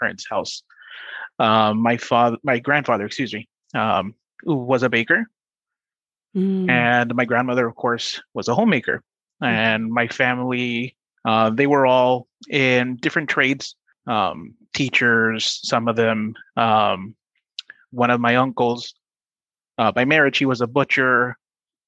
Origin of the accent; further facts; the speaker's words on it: Compton, California, United States; also born or lived in Guanajuato, Mexico; I grew up in South Central LA. I actually grew up in Compton.